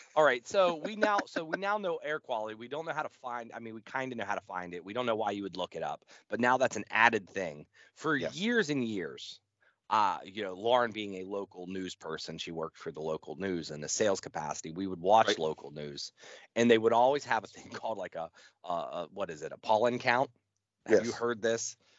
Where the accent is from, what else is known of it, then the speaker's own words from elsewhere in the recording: United States; I'm American